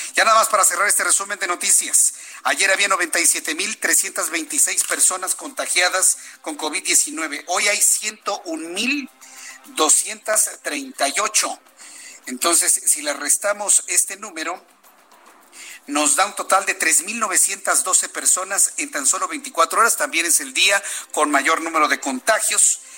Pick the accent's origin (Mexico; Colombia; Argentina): Mexico